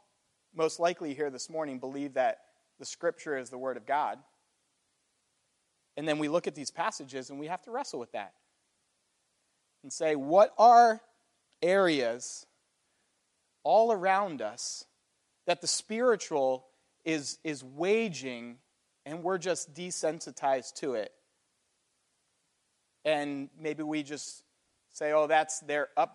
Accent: United States; an American with a Western mindset

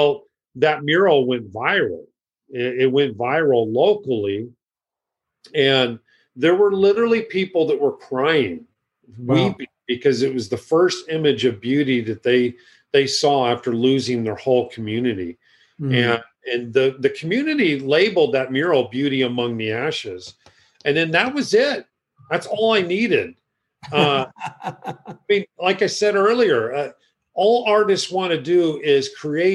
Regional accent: Chico, California, United States; my hometown where I grew up, Chico, California

